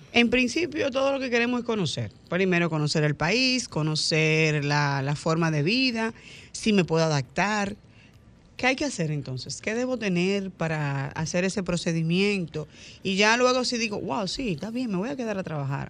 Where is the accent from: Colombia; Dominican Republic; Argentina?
Dominican Republic; como el dominicano, común y corriente como yo